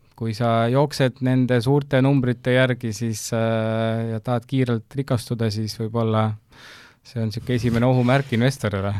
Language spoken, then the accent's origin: Estonian; Maardu, Harju County, Estonia; ma tegelikult ise kasvasin üles ka Maardus